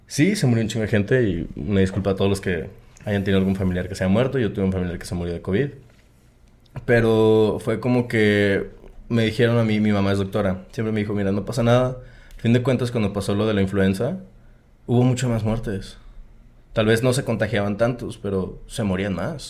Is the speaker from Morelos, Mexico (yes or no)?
no; Coahuila, Mexico; also born or lived in Guadalajara, Jalisco; now in Monterrey, Mexico; crecí toda mi vida en este ranchito que está en Coahuila